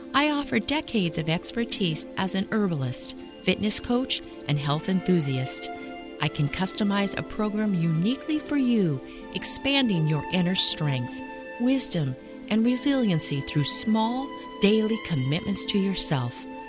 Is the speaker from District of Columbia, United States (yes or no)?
no; eastern Washington, United States; also born or lived in California; we moved from California, this big, big metropolis, to this little tiny town in eastern Washington.